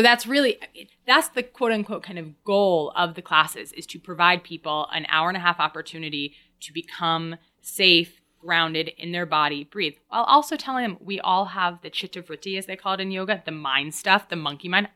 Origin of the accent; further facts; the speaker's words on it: Woodstock, New York, United States; moved away; I grew up in Woodstock, New York, born and raised